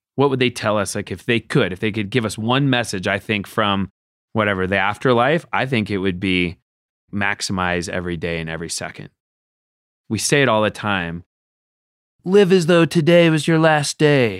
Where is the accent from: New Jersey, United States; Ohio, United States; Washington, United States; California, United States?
Washington, United States; Seattle; moved away; growing up in Seattle where I'm from